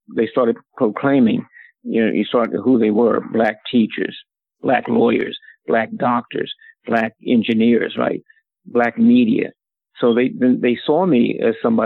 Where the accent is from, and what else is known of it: Philadelphia, Pennsylvania, United States; born or raised there; also born or lived in Atlantic City, New Jersey